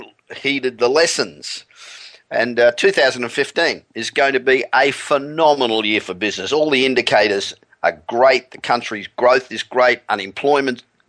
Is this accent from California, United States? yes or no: yes; Los Angeles, California, United States; we're back in my hometown of Los Angeles